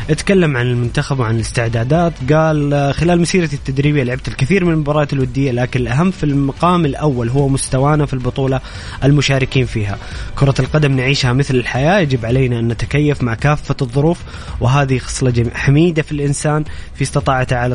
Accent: Egypt; also born or lived in Jeddah, Saudi Arabia; now in Saudi Arabia; انا مصري مقيم في السعوديه مواليد جده 85

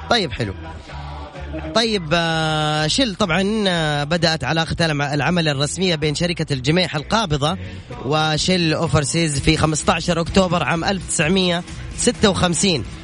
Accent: Abha, Asir, Saudi Arabia; من ابها

